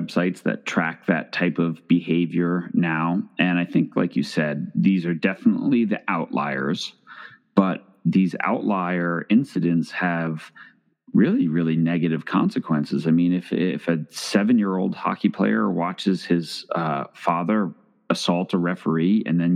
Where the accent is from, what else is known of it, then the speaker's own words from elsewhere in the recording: Long Island, New York, United States; I grew up in New York